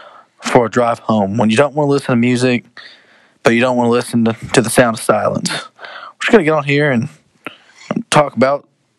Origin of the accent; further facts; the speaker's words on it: Missouri, United States; sophomore here at Crowley's. I'm from Missouri.